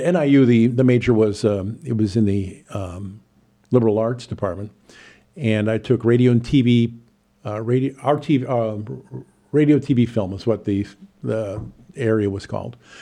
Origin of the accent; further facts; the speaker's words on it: Chicago, Illinois, United States; moved away as an adult; now in Champaign, United States; I'm originally from Chicago, but being a T V vagabond, I went from one market to another over the last forty years